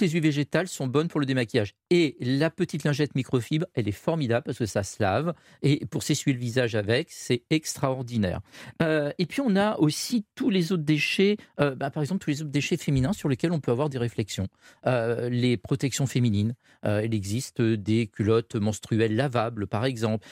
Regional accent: France; nous, en tant que Français

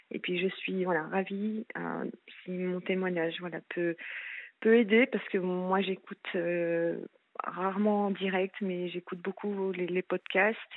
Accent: France; now in Switzerland; non, non, non, je suis française et j'avais suivi euh, mon, mon ex-mari en fait. Euh, en Suisse

